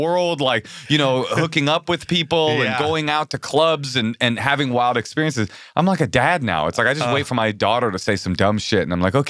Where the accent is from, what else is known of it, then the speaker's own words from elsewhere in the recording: Bay Area, California, United States; I come from the Bay Area and my mom's a fucking hippie. I was raised around naked hippies my entire life.